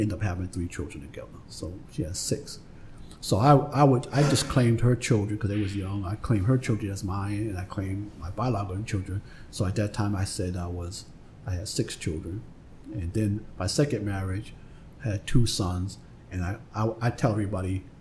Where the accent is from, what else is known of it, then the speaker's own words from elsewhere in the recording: Boston, Massachusetts, United States; I grew up on Faison Street, which was a couple of streets down from Interville Street.